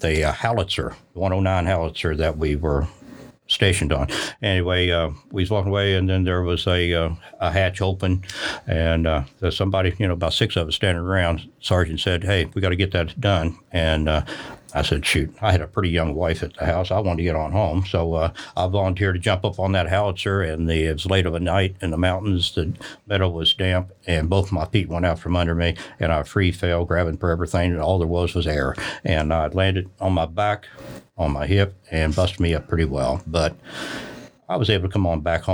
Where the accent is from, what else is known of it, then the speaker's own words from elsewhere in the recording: Kentucky, United States; I grew up in Kentucky as a marksman.